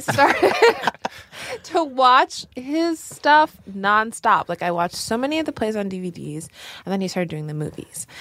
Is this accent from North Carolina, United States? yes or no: no; New York, United States; we grew up in New York